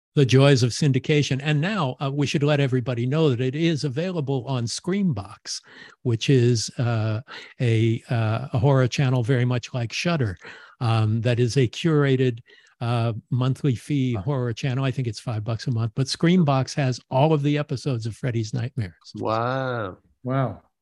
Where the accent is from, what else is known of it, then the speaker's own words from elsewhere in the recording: Los Angeles, California, United States; you're talking about my hometown